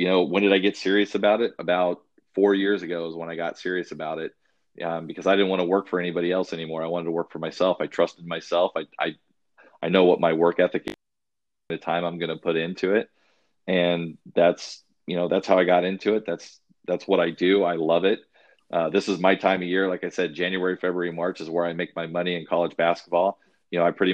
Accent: Arizona, United States; I'm from Arizona, so we went to Phoenix Greyhound Park. I was 7 years old

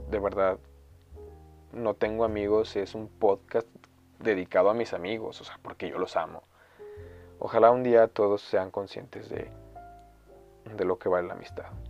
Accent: Mexico

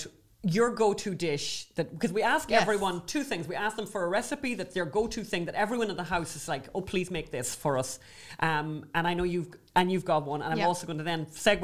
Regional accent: Ireland; accent: Irish; We're Irish

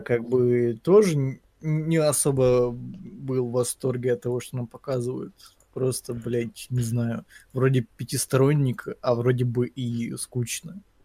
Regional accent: Ukraine; я украинец

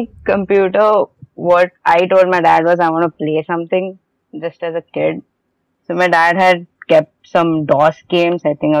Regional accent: Mumbai, Maharashtra, India; I'm from Mumbai, and I met Krasma in an interview.

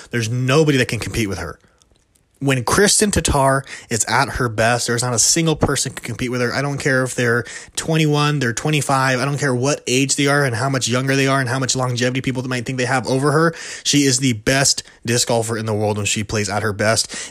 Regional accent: California, United States; I'm from California, right next to De La Vega

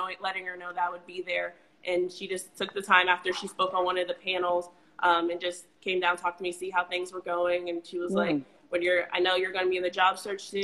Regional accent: Reynoldsburg, Ohio, United States; also born or lived in Kentucky; I'm from Reynoldsburg, Ohio, right outside of Columbus.

